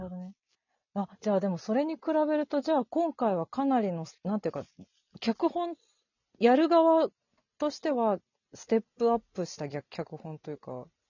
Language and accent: Japanese; Tokyo, Japan; 私も南氏も東京出身